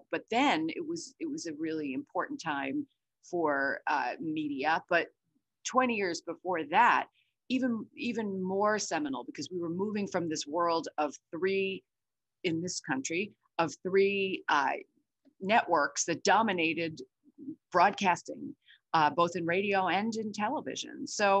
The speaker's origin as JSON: {"language": "English", "town": "Brooklyn", "region": "New York", "country": "United States", "tie": "born or raised there", "said": "but I did start my career as a teenager growing up in Brooklyn at CNN in its second year."}